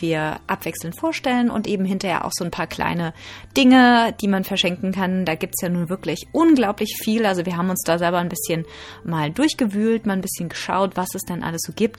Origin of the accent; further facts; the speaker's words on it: Germany; bei uns in Deutschland